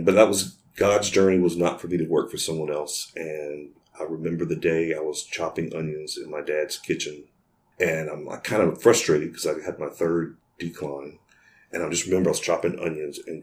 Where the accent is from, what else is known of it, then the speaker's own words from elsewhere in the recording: Baton Rouge, Louisiana, United States; Born and raised in Baton Rouge